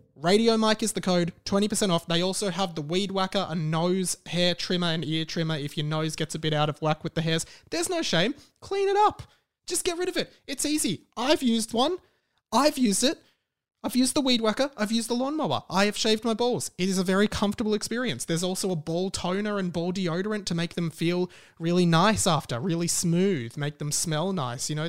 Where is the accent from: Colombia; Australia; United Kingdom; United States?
Australia; accent: Australian; my Australian accent.